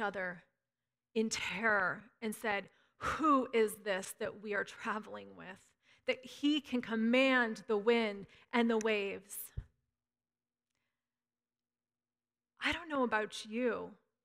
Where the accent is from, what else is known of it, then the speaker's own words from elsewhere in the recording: Northern California, United States; I'm a Northern Californian